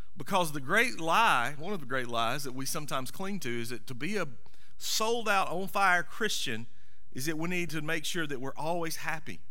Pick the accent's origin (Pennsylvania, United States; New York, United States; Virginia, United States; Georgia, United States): Georgia, United States; Monroe; I grew up in Monroe, not pronounced Monroe, but M U R M U N R O W, Monroe.